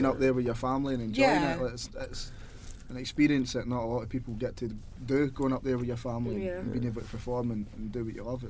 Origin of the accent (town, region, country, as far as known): Scotland, United Kingdom; accent: Scottish; now in London, United Kingdom